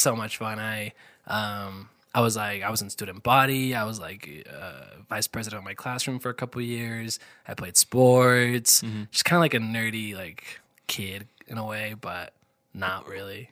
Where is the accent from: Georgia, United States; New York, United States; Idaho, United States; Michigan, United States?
Idaho, United States; Dubois; moved away as an adult; now in Idaho Falls, United States; my hometown, I'm actually from Du Bois